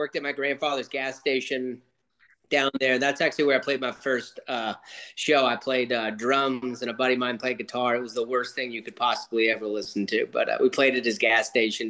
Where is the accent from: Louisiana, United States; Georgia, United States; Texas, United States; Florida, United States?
Louisiana, United States; Houma; now in New Orleans, United States; I grew up in a place called Houma, Louisiana, which is like probably like an hour southwest of New Orleans, where I live now.